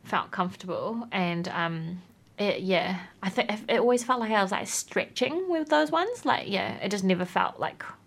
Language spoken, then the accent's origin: English; Whanganui, Manawatū-Whanganui, New Zealand; now in Wellington, New Zealand; I grew up in Whanganui, and then we both moved to Wellington.